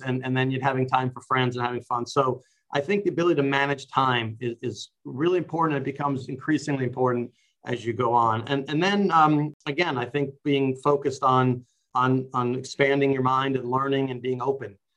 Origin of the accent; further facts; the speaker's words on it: New York City, New York, United States; I grew up in New York City